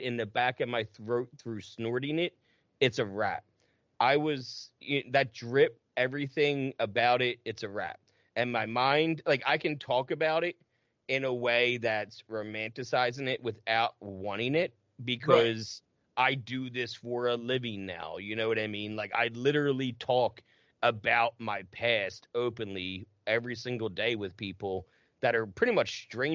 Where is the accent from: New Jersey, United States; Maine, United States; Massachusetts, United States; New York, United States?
New Jersey, United States; we're both from Jersey